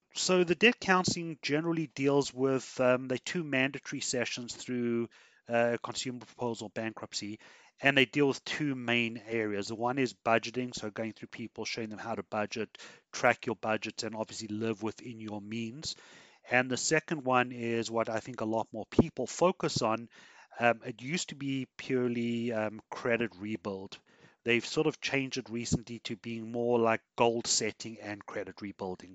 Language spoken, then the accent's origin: English; South Africa; now in Canada; I come from South Africa